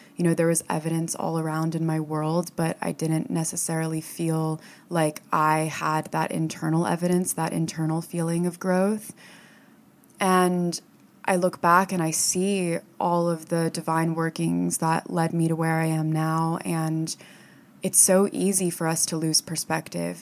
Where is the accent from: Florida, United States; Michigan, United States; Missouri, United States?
Florida, United States; moved away as an adult; also born or lived in upstate New York; now in New York City, United States; I lived in Florida and I grew up in Florida